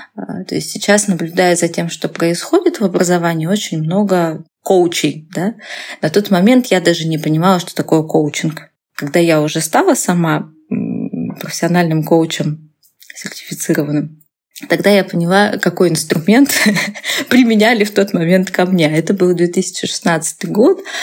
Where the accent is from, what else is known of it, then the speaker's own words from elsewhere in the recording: Russia; moved away as an adult; now in Novosibirsk, Russia; я была в родном городе